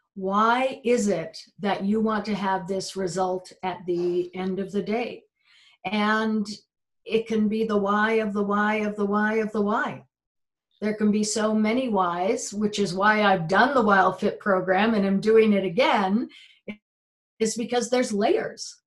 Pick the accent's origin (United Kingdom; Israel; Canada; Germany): United Kingdom; I grew up, we're British, and so it was very much roast beef and Yorkshire pudding